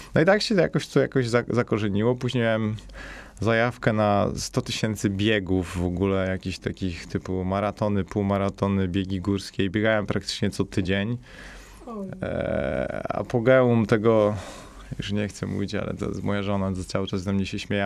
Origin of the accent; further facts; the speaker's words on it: Katowice, Silesian Voivodeship, Poland; also born or lived in Spain / Switzerland; pochodzę ze Śląska, pochodzę raczej jakby no z dzielnicy, gdzie to jest bardziej jakby jakaś taka biedniejsza dzielnica Katowic